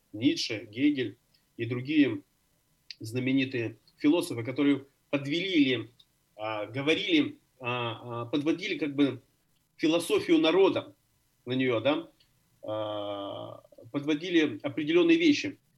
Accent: Odesa, Odesa Oblast, Ukraine; now in Berlin, Germany; Я родился в Одессе, я родился в Одессе, остался одесситом

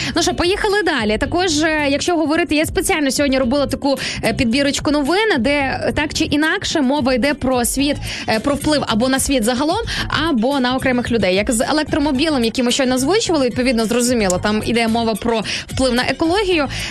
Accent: Sarny, Rivne Oblast, Ukraine; moved away; з мого рідного міста Сарн

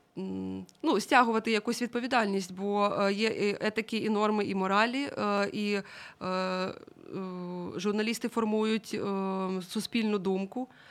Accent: Mariupol, Donetsk Oblast, Ukraine; moved away; я сама з Маріуполя

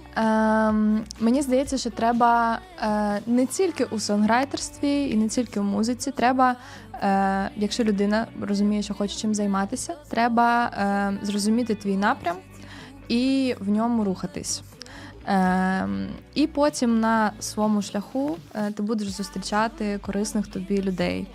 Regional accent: Kyiv, Ukraine; я народилась, виросла ну, на Позняках. Ага. От, але ну Ки- Київ це моє рідне місто.

